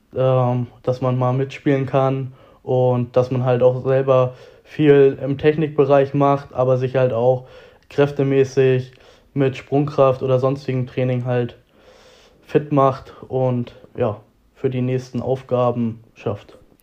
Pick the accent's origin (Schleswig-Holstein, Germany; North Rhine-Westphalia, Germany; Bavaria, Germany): Schleswig-Holstein, Germany; Reinfeld area; born or raised there; moved away as an adult; now in Hamburg, Germany